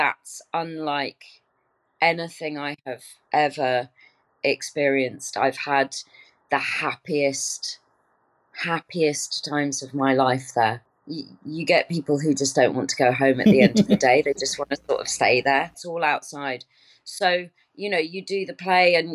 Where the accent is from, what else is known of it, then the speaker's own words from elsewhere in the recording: Stratford-upon-Avon, West Midlands, United Kingdom; moved away; I was brought up in Stratford-upon-Avon.